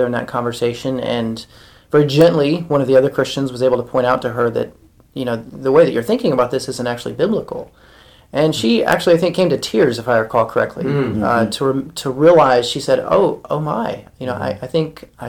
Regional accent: the South, United States; I grew up in the South

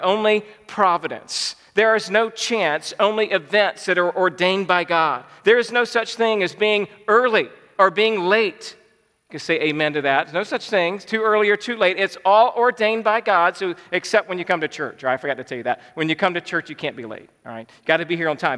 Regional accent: Georgia, United States; I was born and raised in Georgia

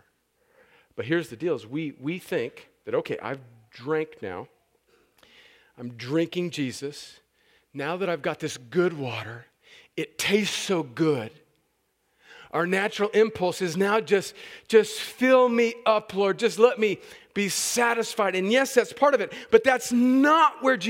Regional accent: El Centro, California, United States; moved away as an adult; I grew up right on the Mexican border

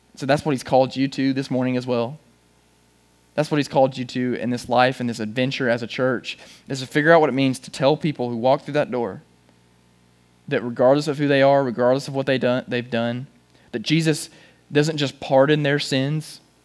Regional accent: Chattanooga, Tennessee, United States; I'm from Chattanooga

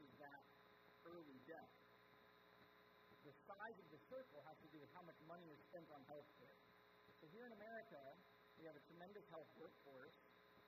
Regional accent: United States; also born or lived in Ethiopia; as an American

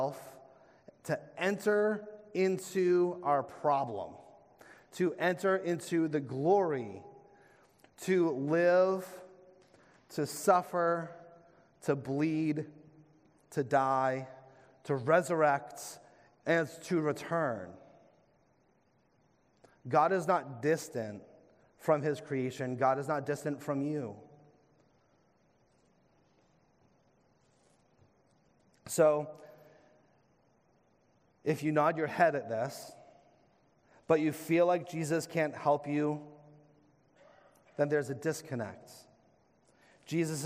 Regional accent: New England, United States; as fellow New Englanders

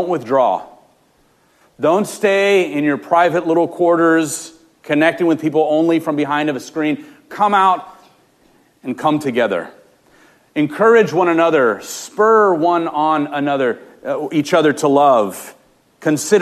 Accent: Los Angeles, California, United States; I grew up in Los Angeles

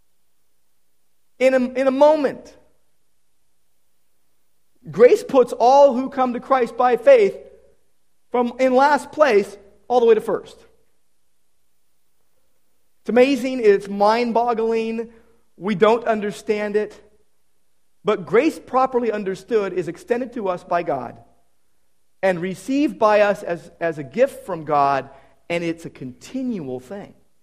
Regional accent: Downey, California, United States; Downey Savings and Loan from my hometown. My first bank account was from the original Downey Savings on Florence Avenue

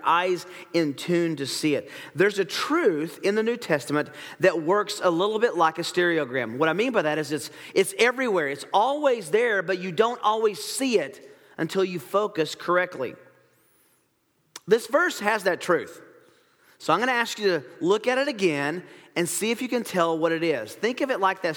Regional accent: Tennessee, United States; I grew up in Tennessee

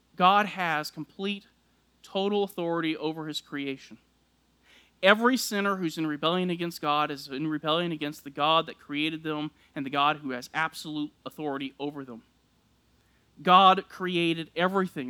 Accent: South Texas, United States; I grew up in South Texas

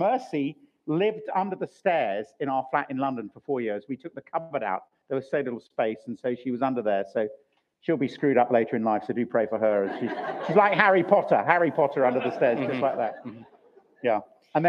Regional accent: Chile; born there; So I was born in Chile in South America. My dad worked for BAT, British American Tobacco. So I was born there.

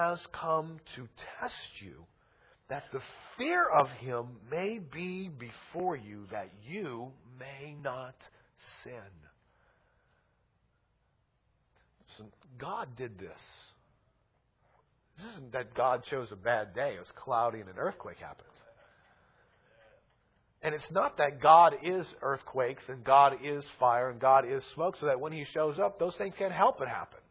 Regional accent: Louisiana, United States; we're from Louisiana

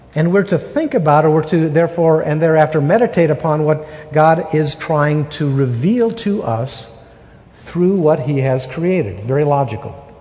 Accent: Wisconsin, United States; moved away as an adult; now in Utah, United States; We're from Wisconsin. We've been married 32 and a half years. We've been in, in Utah for 32 years

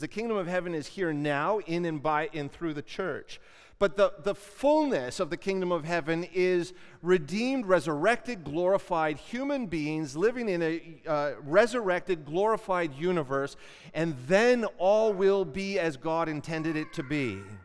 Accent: Canada; as Canadian Christians

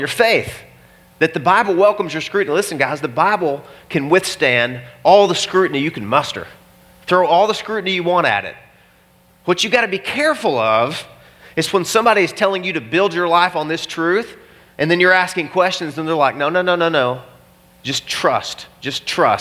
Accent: Arkansas, United States; I am from Arkansas

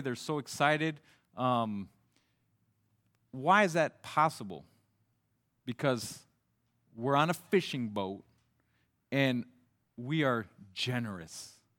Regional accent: Mali; now in France; since I grew up in Mali, West Africa, there's not too many fish in the Sahara Desert.

